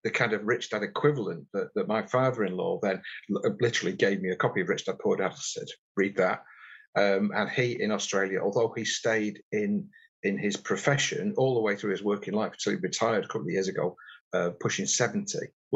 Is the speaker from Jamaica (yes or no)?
no; Warrington, North West England, United Kingdom; I grew up in Warrington in the northwest between Liverpool and Manchester